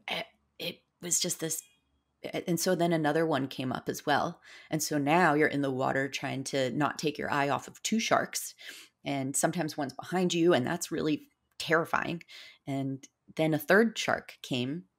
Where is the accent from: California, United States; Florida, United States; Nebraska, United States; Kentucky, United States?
Florida, United States; South; I grew up in South Florida, and I grew up a lot in the Florida Keys